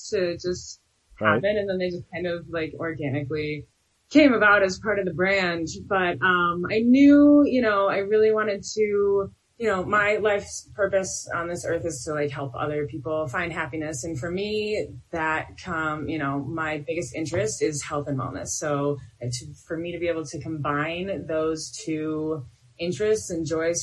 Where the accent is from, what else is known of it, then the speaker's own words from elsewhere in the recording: Detroit, Michigan, United States; I'm from Detroit, so I have a little bit of like this ghetto sass